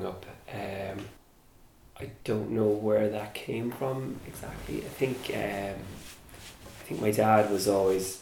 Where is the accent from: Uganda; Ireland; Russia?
Ireland; Cork, Munster; growing up in Cork, there wasn't a film industry